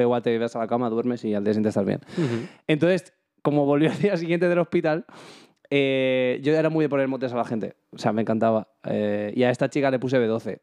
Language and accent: Spanish; Sanabria, Castile and León, Spain; en mi pueblo, bueno, en Sanabria